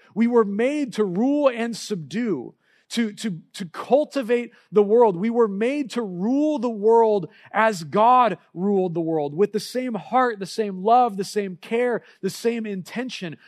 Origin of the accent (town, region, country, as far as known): United States